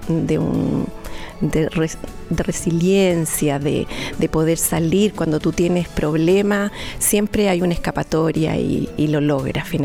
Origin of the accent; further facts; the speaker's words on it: Chillán, Ñuble, Chile; moved away as an adult; yo me fui de Chillán, me fui a la sexta región, me fui al campo, me casé y tuve cinco hijos.